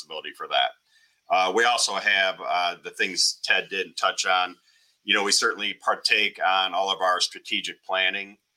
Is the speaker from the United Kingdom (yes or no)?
no; Northwest Ohio, United States; was born and raised in Northwest Ohio.